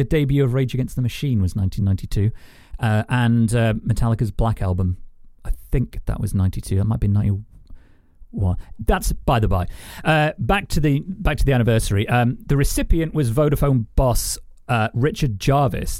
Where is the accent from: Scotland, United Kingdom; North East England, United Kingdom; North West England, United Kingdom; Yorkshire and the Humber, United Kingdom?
Yorkshire and the Humber, United Kingdom; I was born in Yorkshire